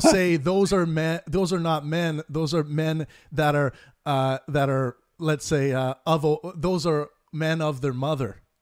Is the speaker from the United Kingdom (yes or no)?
no; Kootenay region of British Columbia, Canada; now in Vancouver, Canada; I grew up in the Kootenai region of British Columbia